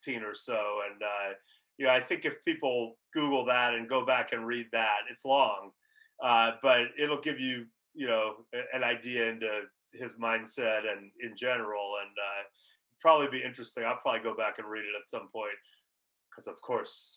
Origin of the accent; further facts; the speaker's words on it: Los Angeles, California, United States; moved away as an adult; my hometown, Los Angeles. Haven't lived there since high school